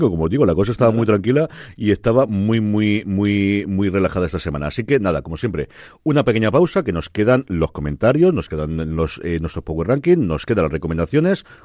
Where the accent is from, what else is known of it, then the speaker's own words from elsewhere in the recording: Bilbao, Basque Country, Spain; also born or lived in Alicante; Bilbao nací en Alicante